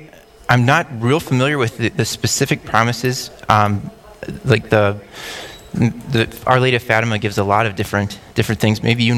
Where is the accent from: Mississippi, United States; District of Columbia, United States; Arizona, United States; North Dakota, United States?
North Dakota, United States; near Lawton; now in West Fargo, United States; I was born and raised near Lawton. It's about 6-7 miles west of Lawton, which is just west of Pisac, so not too far. My grandma was from Brockett, and I have other relatives that were in that Pisac, Brockett area.